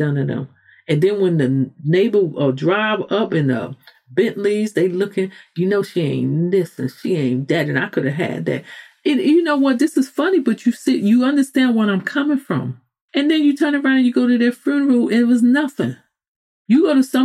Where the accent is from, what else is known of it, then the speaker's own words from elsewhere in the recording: New York City, New York, United States; I'm a New Yorker